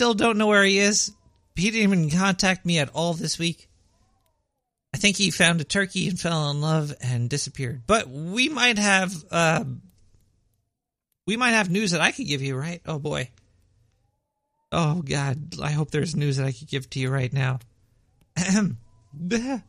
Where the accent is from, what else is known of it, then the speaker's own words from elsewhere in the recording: New York City, New York, United States; accent: Brooklyn; I was born and raised in Brooklyn. This is a Brooklyn accent